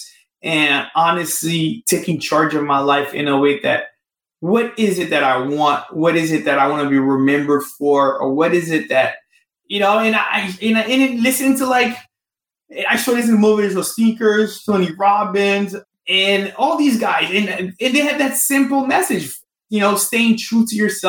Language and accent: English; Haiti; moved away; I'm from Haiti